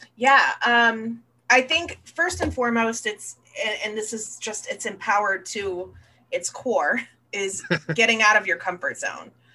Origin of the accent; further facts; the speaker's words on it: Florida, United States; I was born and raised down here in Florida